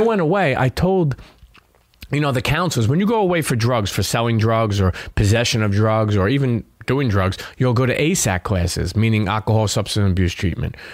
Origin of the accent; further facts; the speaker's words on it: New York City, New York, United States; I grew up in Brooklyn